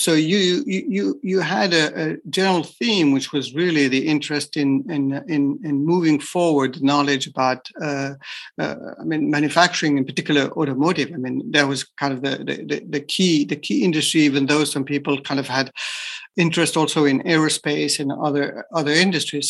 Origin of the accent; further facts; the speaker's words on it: France; moved away as an adult; also born or lived in Japan; I'm from France, so I was trained in France as as an engineer